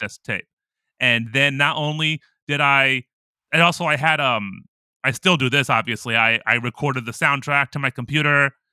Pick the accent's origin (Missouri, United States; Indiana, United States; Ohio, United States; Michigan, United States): Ohio, United States; I'm from Ohio